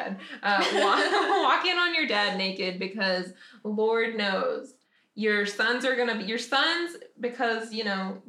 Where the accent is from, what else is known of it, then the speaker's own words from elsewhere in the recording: the South, United States; now in Nashville, United States; growing up in the South